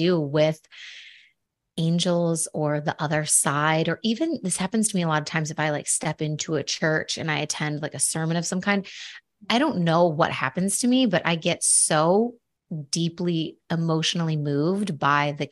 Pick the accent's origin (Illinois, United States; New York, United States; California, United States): New York, United States; Buffalo; I'm from Buffalo